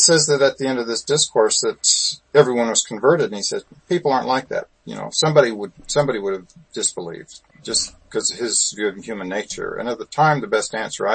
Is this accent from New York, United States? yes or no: no; Utah, United States; I grew up in Utah